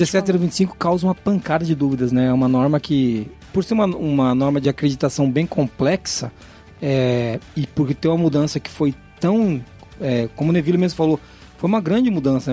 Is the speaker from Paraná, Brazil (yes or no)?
yes; Paraná, Brazil; Eu sou paranaense